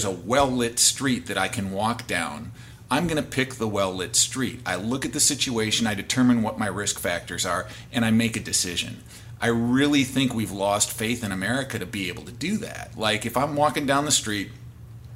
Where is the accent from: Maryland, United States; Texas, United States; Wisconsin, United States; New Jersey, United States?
Wisconsin, United States; now in Washington, United States; I'm from Wisconsin originally